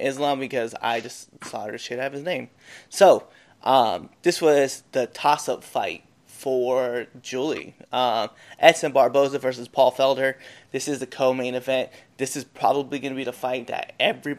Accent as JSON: {"language": "English", "region": "Nebraska", "country": "United States", "said": "we're from Nebraska"}